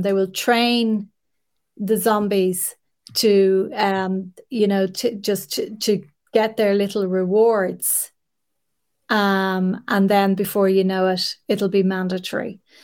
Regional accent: Ireland; an Irish woman

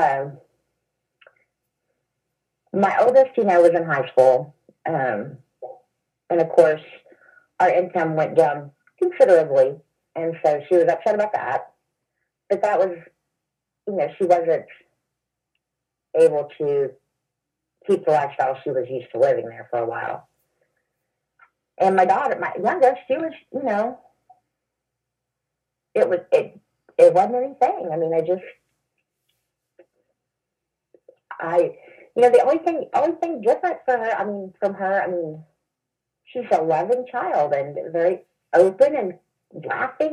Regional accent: the Bible Belt, United States; moved away as an adult; also born or lived in Oklahoma; now in Illinois, United States; I was from the Bible Belt

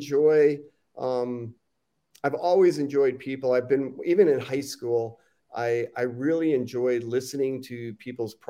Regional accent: Chicago, Illinois, United States; I grew up in Chicago

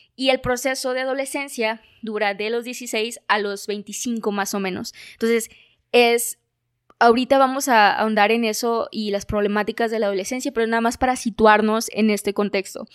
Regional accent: Mexico; como cultura mexicana

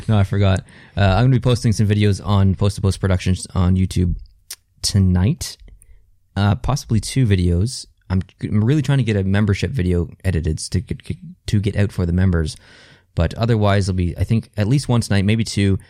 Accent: Canada; I am Canadian and that I do live in this country

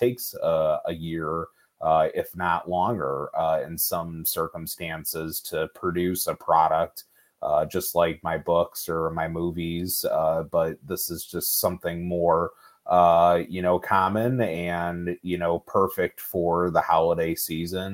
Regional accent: Chicago, Illinois, United States; I am a Chicago native. I've spent most of my life in the state of Illinois.

